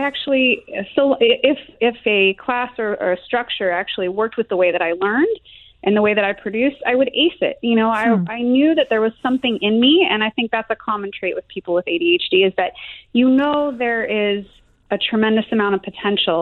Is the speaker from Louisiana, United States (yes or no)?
no; Salt Lake City, Utah, United States; moved away; I grew up in Salt Lake City for a while